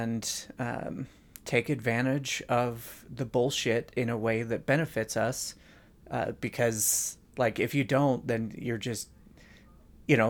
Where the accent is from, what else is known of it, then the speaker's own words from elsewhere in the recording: Utah, United States; I'm from Utah. We don't say you a T's